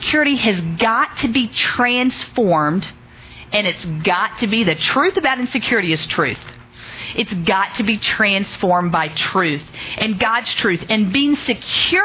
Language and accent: English; Oklahoma, United States; I'm from Oklahoma.